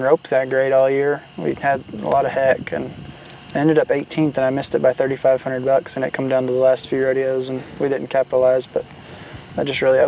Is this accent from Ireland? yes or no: no; Southeast, United States; I grew up in the Southeast